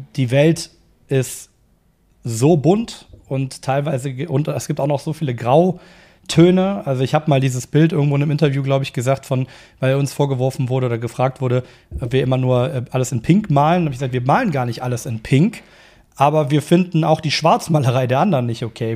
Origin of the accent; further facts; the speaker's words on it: Cologne, North Rhine-Westphalia, Germany; Also ich komme aus Köln